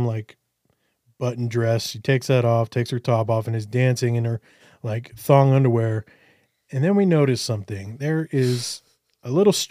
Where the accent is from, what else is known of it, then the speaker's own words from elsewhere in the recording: United States; I'm from America